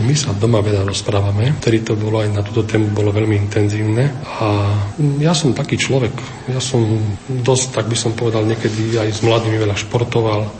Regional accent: Trebišov District, Košice Region, Slovakia; moved away as an adult; also born or lived in Bardejov; ja som pôvodom e, z Trebišovského okresu

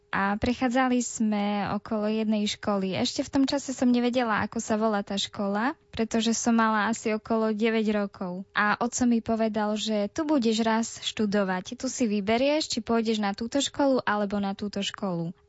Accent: Jastrabie nad Topľou, Prešov Region, Slovakia

